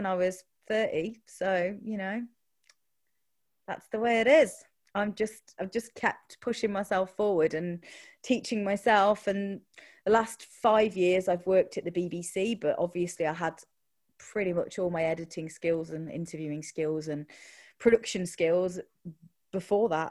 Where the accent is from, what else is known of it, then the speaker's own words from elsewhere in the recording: Midlands, United Kingdom; I grew up in the Midlands